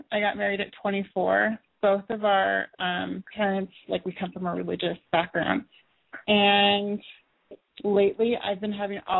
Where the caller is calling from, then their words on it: California, United States; I'm 28, and I'm in California, in Central.